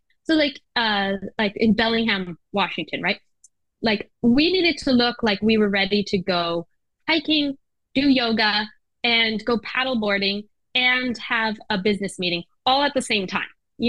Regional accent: Japan; You know, it wasn't for me. I grew up in Japan. And we would ride trains by ourselves. We'd go everywhere, you know, as a kid.

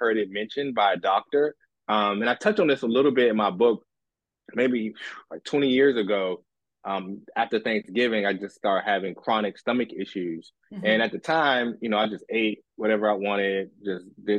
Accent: D.C. area, Maryland, United States; I'm originally from the D.C. area, Maryland

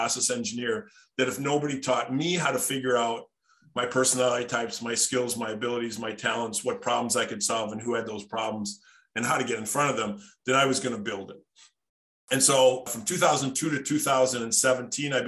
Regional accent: Darboy, Wisconsin, United States; I grew up just outside of Appleton, Wisconsin, in a place called Darboy, Wisconsin.

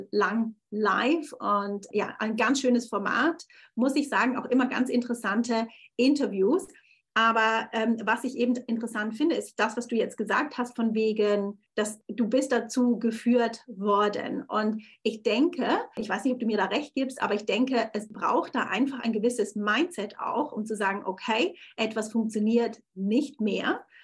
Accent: Thurgau, Switzerland; moved away as an adult; also born or lived in Zürich; now in London, United Kingdom; also ich war sieben Jahre, weil ich, lebte ich in Zürich. Ich bin ursprünglich aus dem Thurgau und habe mich dann entschieden, nach London zu gehen.

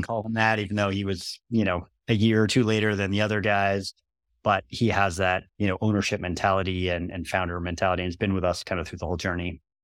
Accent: United States; I'm American

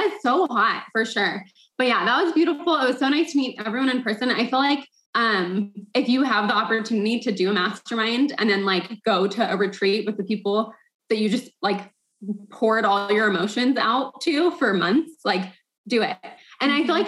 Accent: United States; I was born in the States

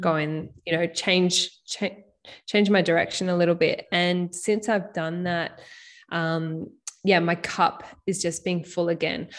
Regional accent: Byron Bay, New South Wales, Australia; throughout high school, growing up in Byron Bay

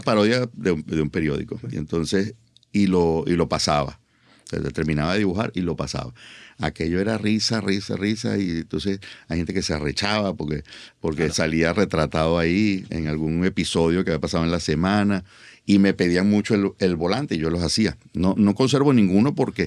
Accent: Caracas, Capital District, Venezuela; todo en Caracas. Yo nací en Caracas, mis padres nacieron en Caracas, mis abuelos nacieron en Caracas

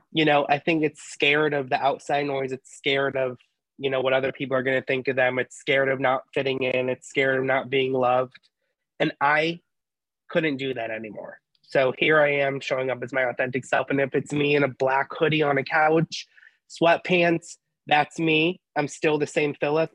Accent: Ohio, United States; growing up in Ohio and going to a Catholic school

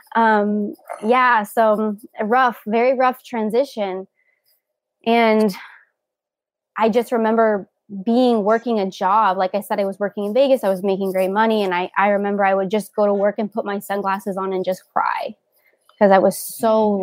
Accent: Covina, California, United States; also born or lived in Iowa; I am from Covina, California

